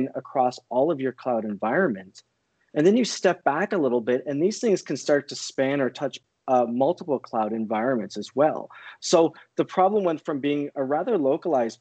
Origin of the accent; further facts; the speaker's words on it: Canada; born and raised in Canada.